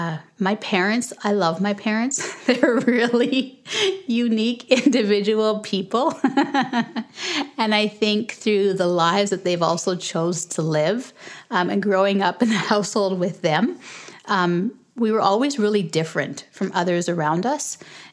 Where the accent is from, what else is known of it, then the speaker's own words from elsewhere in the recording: Canada; also born or lived in Jamaica / Lagos, Nigeria / United States; I was born in Canada, but when we were 6 weeks old, when I was 6 weeks old, we moved back to Jamaica. And we moved back when I was school age, back to Canada. But in between that, we had lived in Nigeria, Lagos, Nigeria.